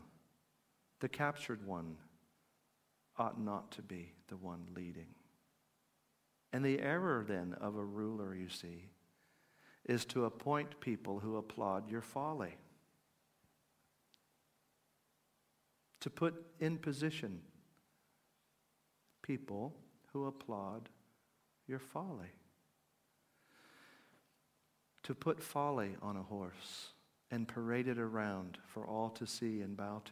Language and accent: English; United States; I'm an American